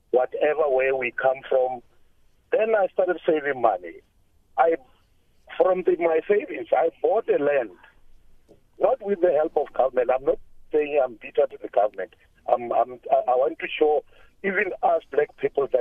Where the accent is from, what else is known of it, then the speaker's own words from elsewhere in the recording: Limpopo, South Africa; I grew up in Limpopo